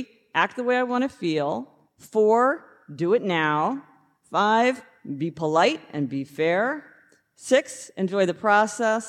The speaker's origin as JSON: {"language": "English", "town": "Kansas City", "country": "United States", "said": "we're both from Kansas City, so it's not the same KC, but it's a KC"}